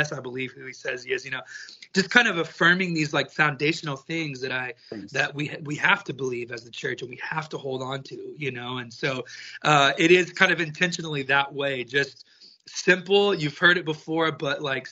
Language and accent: English; Texas, United States; I grew up in Texas. I am a country music raised, born and bred type of boy